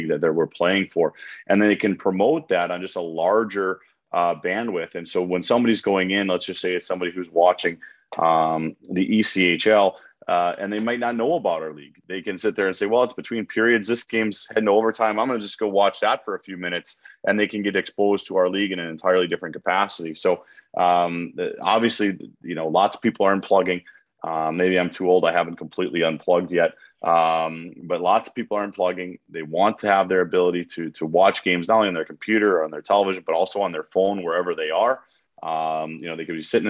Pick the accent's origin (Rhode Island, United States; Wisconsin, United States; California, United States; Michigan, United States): Wisconsin, United States; Milwaukee; Milwaukee. It's my hometown